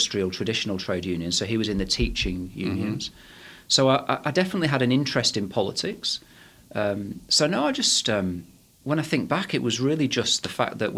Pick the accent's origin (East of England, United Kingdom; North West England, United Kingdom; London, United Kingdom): North West England, United Kingdom; Manchester; I was born in, as you can probably tell from my accent, I was born in Manchester in England